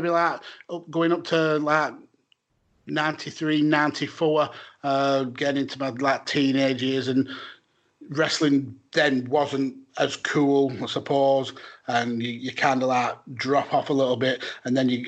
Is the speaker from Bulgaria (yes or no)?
no; United Kingdom; as a British fan